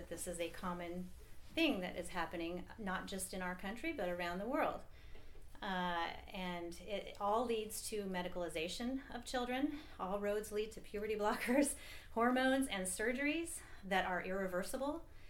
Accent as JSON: {"language": "English", "town": "Seattle", "region": "Washington", "country": "United States", "said": "I'm from the Seattle area."}